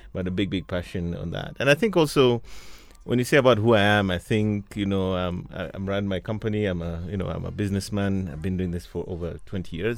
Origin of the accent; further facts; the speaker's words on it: Mombasa, Mombasa County, Kenya; I was born and raised in, well, not born, but I grew up in Mombasa